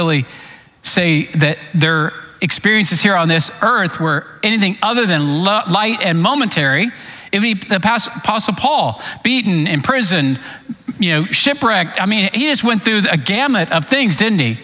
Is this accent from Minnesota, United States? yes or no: no; Clearwater, Florida, United States; moved away as an adult; also born or lived in East Tennessee; I was raised in Clearwater, Florida